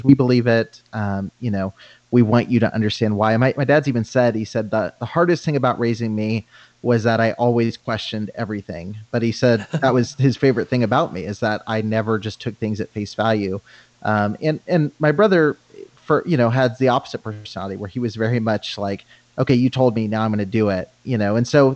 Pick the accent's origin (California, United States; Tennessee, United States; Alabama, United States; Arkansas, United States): California, United States; Banning; I grew up in Southern California